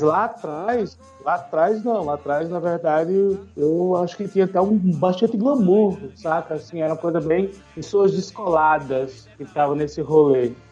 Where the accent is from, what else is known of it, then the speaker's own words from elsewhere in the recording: Maceió, Alagoas, Brazil; now in São Paulo, Brazil; eu sou de Lagoas, eu sou de uma cidade litorânea, muito turística, né? Que é Maceió